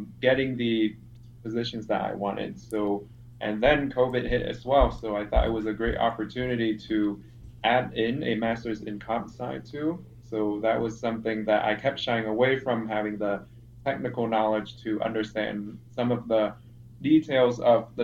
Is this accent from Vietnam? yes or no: yes; Vietnam; moved away as an adult; now in Chicago, United States; I'm from Vietnam